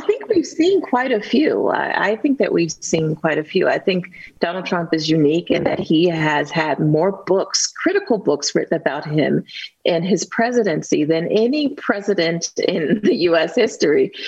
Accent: Youngstown, Ohio, United States; a little girl with learning disabilities growing up in the Westlake projects

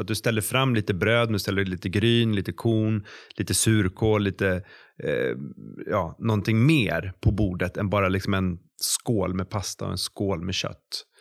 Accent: Sweden; vi svenskar

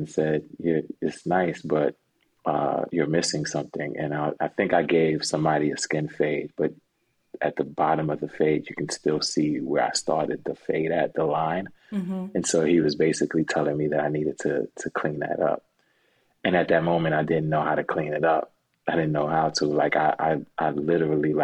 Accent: New York City, New York, United States; originally I'm from Brooklyn, New York, born and raised

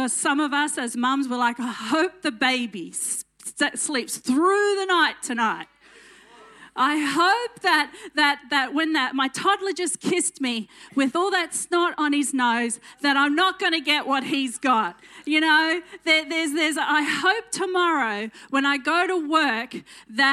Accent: Dalby, Queensland, Australia; accent: country twang; also born or lived in Roma, Queensland; I grew up in Dolby and Roma, which is in Western Queensland

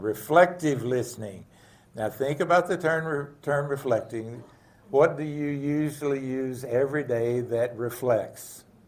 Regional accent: the South, United States; I grew up in the South with wonderful parents, dad and mom

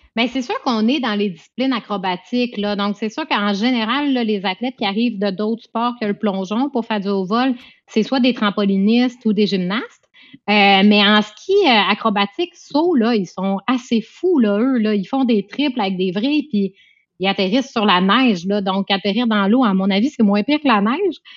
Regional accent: Quebec, Canada; moi, je suis québécoise

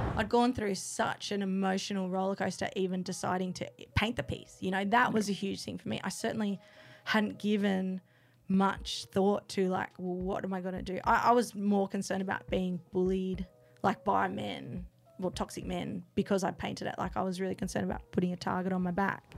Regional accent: Canberra, Australian Capital Territory, Australia; moved away; I grew up here, but I moved back three years ago

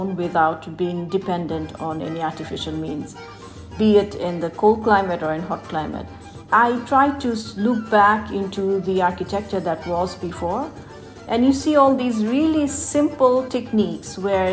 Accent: Bangladesh; I'm from Bangladesh. I grew up here. I was born and brought up.

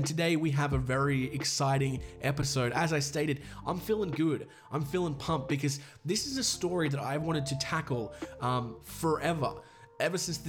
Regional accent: Australia; accent: Australian; I'm Australian

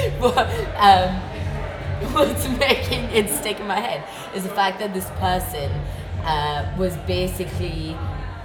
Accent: India; as an Indian person

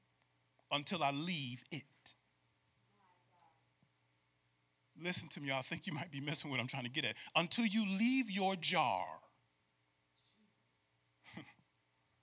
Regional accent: New York, United States; moved away; I grew up in New York too

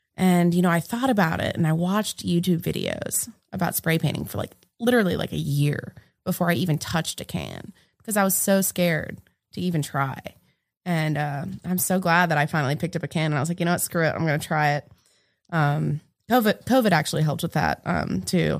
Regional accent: New England, United States; moved away as an adult; also born or lived in Florida; now in Greensboro, United States; I'm originally from New England

